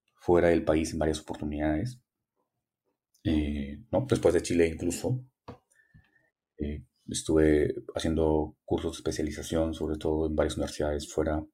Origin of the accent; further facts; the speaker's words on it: Frías, Piura, Peru; moved away as an adult; trabajar con mi pueblo, con mi gente, con las personas que me habían visto crecer, regresar a la casa donde, donde vivía